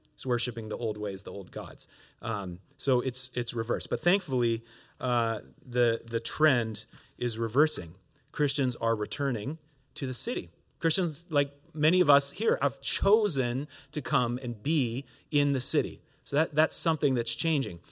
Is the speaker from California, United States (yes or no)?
no; Oregon, United States; moved away as an adult; now in Montreal, Canada; I'm originally from Oregon, uh, and, uh, grew up there.